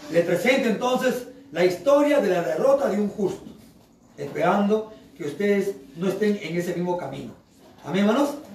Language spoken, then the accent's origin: Spanish; Chimbote, Ancash, Peru; Yo soy de acá en Chimbote. Yo soy de Chimbote